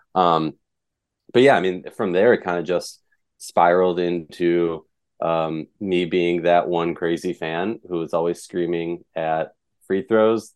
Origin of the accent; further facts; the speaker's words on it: Minnesota, United States; moved away as an adult; I grew up in Minnesota, diehard Lynx fan, moved out of town